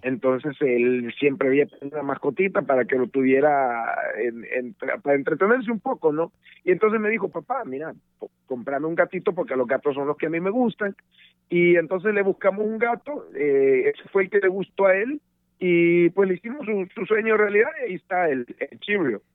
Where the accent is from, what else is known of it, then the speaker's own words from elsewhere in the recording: El Salvador; moved away as an adult; desde El Salvador, mi país de origen